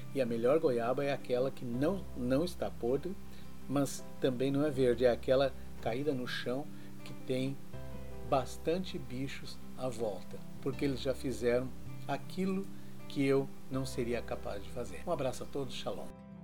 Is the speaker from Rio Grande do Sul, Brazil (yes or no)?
yes; Serra Gaúcha, Rio Grande do Sul, Brazil; na região onde eu fui criado, que é a Serra Gaúcha